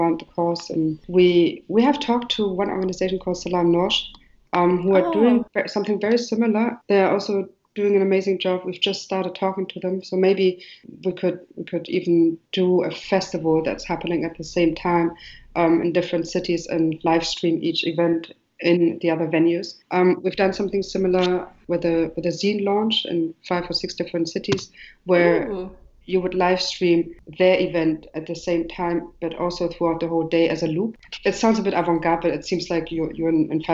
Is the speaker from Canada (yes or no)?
no; Germany; moved away as an adult; also born or lived in Marrakech, Morocco / Jordan / Beirut, Lebanon / Dubai, UAE; now in Berlin, Germany; I'm Moroccan. I was raised in Germany mainly.